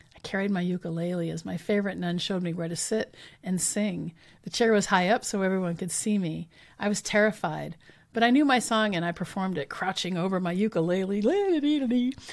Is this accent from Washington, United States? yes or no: yes; Richland, Washington, United States; when I was growing up in Richland